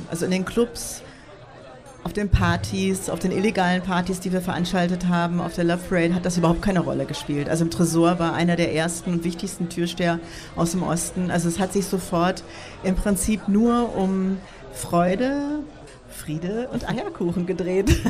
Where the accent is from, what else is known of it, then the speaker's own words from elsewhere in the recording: United States; now in Berlin, Germany; ich bin 87 äh, nach Berlin gekommen als Amerikanerin